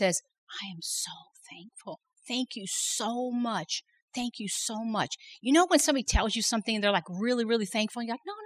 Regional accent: Chicago, Illinois, United States; now in South Louisiana, United States; I didn't grow up in South Louisiana. I grew up in Chicago

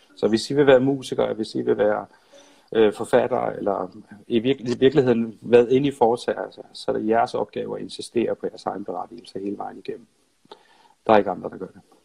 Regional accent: Nyborg, Southern Denmark, Denmark; moved away as an adult; also born or lived in Odense / Copenhagen; jeg er fra Nyborg og flyttede ja. til København

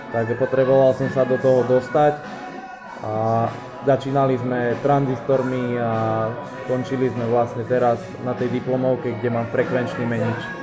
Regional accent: Štôla, Prešov Region, Slovakia; also born or lived in Poprad; No, pochádzam od Popradu, je to malá potatranská dedina, ktorá sa volá Štôla. S tým, že chodil som na 8-ročné gymnázium na Kukučinovej ulici v Poprade

